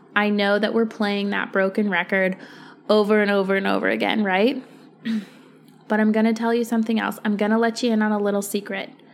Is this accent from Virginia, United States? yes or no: yes; Virginia, United States; moved away as an adult; I moved back to Virginia about a year and a half ago. Um, I grew up in Virginia. I was born and raised.